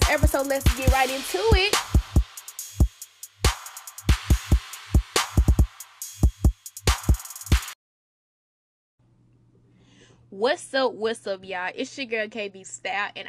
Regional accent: Memphis, Tennessee, United States; moved away; I'm from Memphis, Tennessee

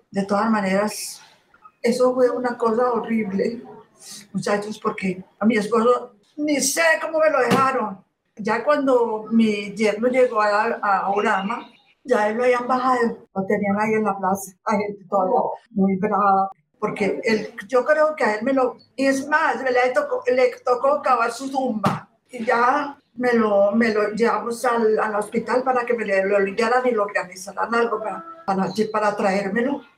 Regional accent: Antioquia, Colombia; Yo soy de aquí de Antioquia

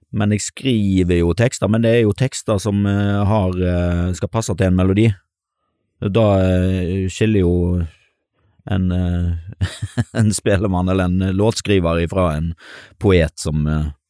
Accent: Stord, Vestland, Norway; also born or lived in Bergen; når jeg flytta hjem til Sunnhordland, så eh, kom jeg fra Bergen.

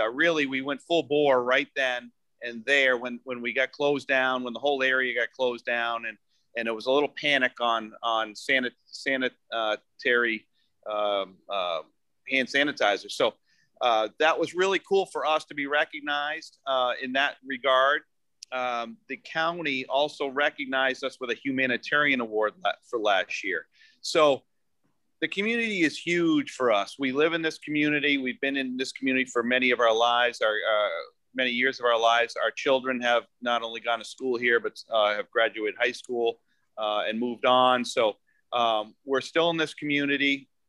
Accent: Boston, Massachusetts, United States; born there; So the Larkins, my father was a Boston Larkin. So my mom married a Boston Larkin. I was born in South Boston.

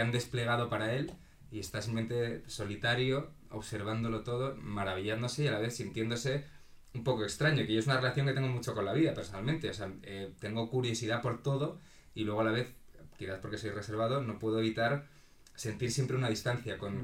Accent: Madrid, Community of Madrid, Spain; also born or lived in A Coruña, Galicia; de Madrid, viví en Galicia bastantes años y luego me volví a vivir a Madrid.

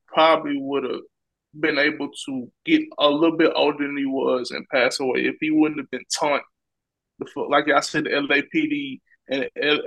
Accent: the South, United States; I'm from the South

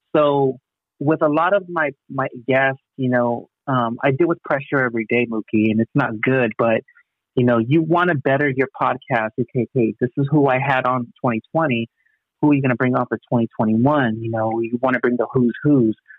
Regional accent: Long Beach, California, United States; also born or lived in Wilmington, Los Angeles; I was born in Long Beach at Memorial Hospital. LBC

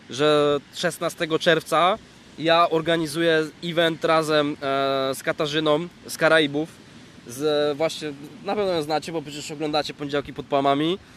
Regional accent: Poznań, Greater Poland, Poland; bo ja z Poznania chętnie poznam Cię osobiście

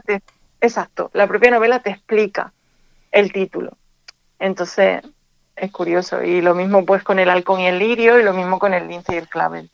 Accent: Andújar, Andalusia, Spain; also born or lived in Jaén; now in Málaga, Spain; yo vivo en Málaga, pero yo nací en, Jaén, pero me crié en Andújar.

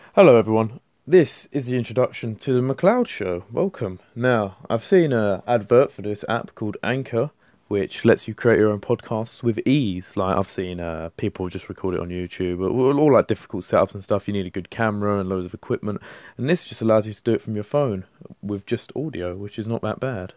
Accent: London, United Kingdom; accent: London; I'm from London. Uh, as you can tell from my voice, hopefully I've got the London accent. I've lived here m-, my whole life.

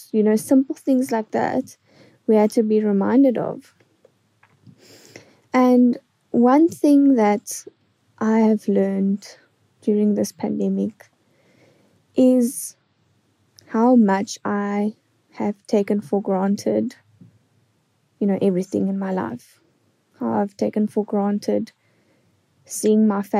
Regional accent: East London, Eastern Cape, South Africa; I am from East London in South Africa.

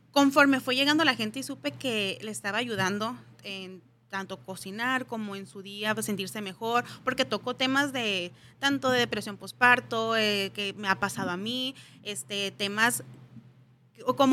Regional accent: Mexicali, Baja California, Mexico

